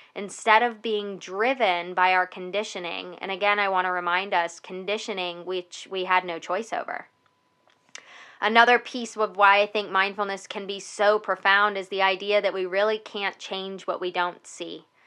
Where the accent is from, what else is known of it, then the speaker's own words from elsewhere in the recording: United States; Welcome to being an American here in the United States.